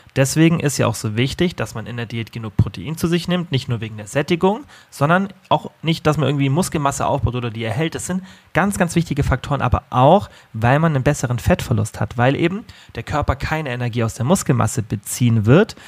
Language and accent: German; Germany; bei uns in Deutschland